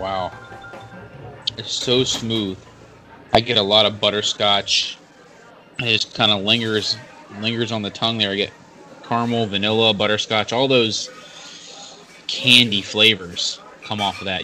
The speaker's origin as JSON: {"language": "English", "region": "Georgia", "country": "United States", "said": "I'm from Georgia."}